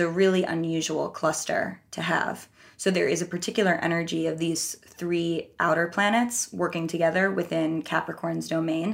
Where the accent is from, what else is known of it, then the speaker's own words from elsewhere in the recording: New York, United States; also born or lived in Minnesota / Los Angeles; I'm from New York. I lived here until I was eighteen